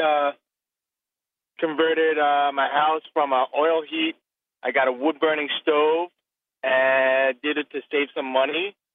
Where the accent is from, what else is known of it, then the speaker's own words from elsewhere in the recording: Salt Lake City, Utah, United States; I am from Salt Lake City, Utah. Being from a desert